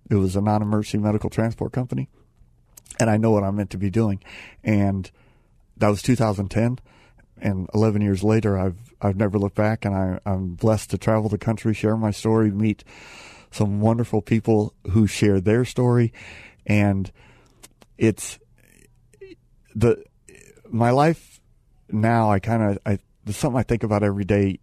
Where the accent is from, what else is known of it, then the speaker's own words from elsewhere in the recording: Phoenix, Arizona, United States; I'm from Phoenix